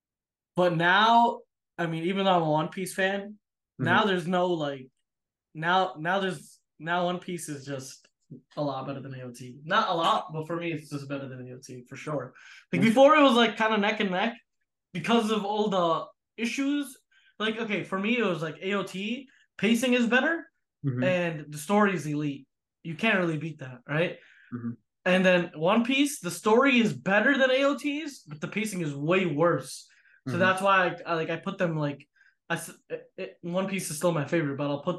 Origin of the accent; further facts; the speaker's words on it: United States; I'm from America